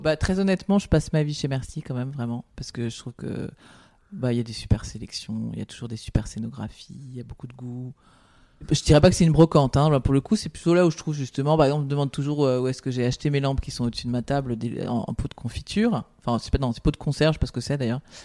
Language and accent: French; Paris, Île-de-France, France; je suis parisienne, je suis née à Paris, euh, je, je ne connais que Paris